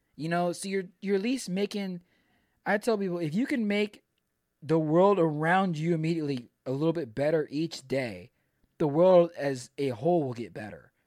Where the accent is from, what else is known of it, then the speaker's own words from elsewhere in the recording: Pearland, Texas, United States; I grew up, I grew up in Pearland.